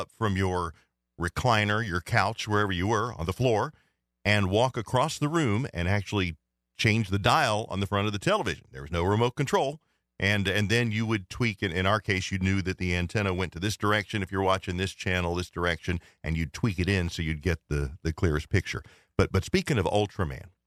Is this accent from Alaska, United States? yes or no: no; Cincinnati, Ohio, United States; I grew up in Cincinnati